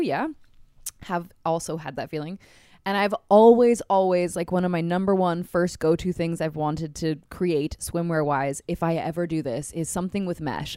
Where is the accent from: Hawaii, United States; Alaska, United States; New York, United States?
Hawaii, United States; did I mention yet in this episode we're from Hawaii